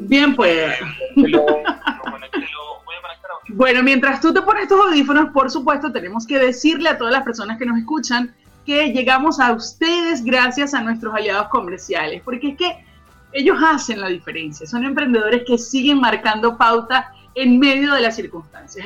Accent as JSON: {"language": "Spanish", "country": "Venezuela", "moved": "yes", "lives_now": "Chile", "said": "mostrar un poquito de ese sabor venezolano a todos nuestros amigos chilenos"}